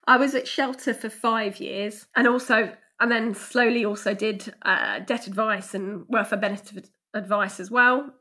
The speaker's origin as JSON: {"language": "English", "town": "Ashford", "region": "South East England", "country": "United Kingdom", "tie": "born or raised there", "said": "I grew up in Ashford, um, a street away from where I currently live"}